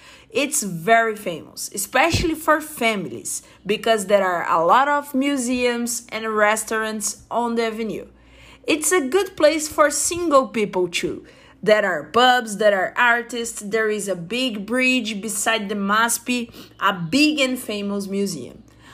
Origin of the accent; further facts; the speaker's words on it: Brazil; I'm from Brazil, I'm a software engineer, I'm 25 years old